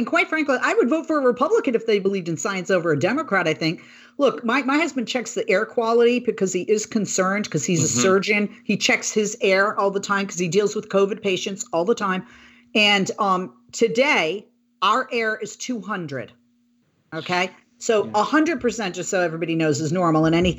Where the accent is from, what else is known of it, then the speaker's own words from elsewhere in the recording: California, United States; because as a voter and as a Californian, as a resident, I think it was lip service.